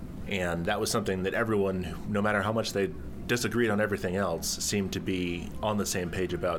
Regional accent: Santa Cruz, California, United States; now in Chicago, United States; I'm a political reporter for the Medill News Service, and I'm from Santa Cruz, California.

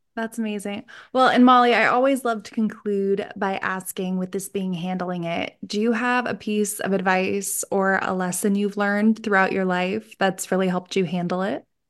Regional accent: Scranton, Pennsylvania, United States; I'm from Scran-, like, Scranton area, Pennsylvania

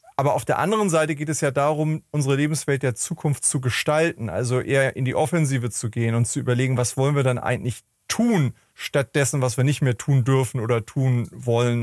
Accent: Hamburg, Germany; ich komme ja aus Hamburg

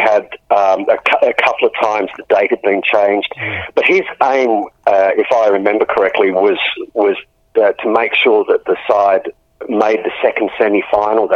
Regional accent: Albany, Western Australia, Australia; moved away as an adult; also born or lived in Perth / Adelaide; now in Ireland; I grew up down in Albany

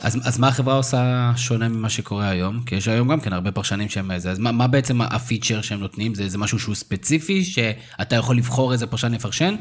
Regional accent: Israel; בתור ישראלים

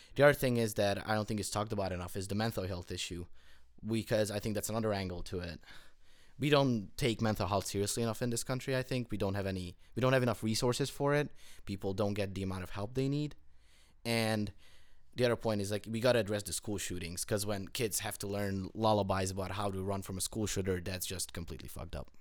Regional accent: Hungary; now in United States; I grew up in Europe, in Hungary

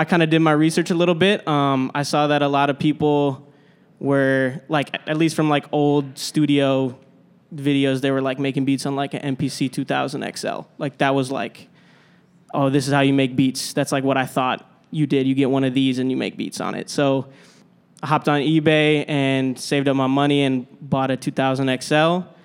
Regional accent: Minnesota, United States; moved away; I grew up in Minnesota

